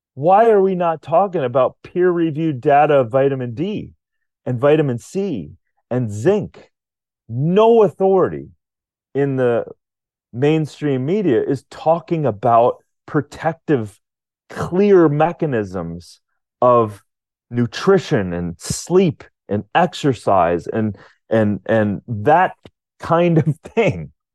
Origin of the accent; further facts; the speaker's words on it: Rochester, Minnesota, United States; I was Born in Rochester, Minnesota, but not at that hospital, but very close to it